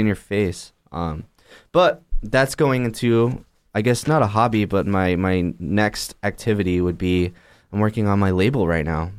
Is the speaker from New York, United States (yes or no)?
no; Chula Vista, California, United States; born or raised there; moved away as an adult